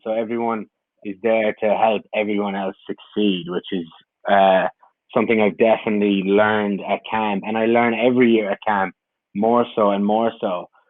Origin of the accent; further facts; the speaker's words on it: Ireland; moved away as an adult; I came from Ireland. I had just finished my degree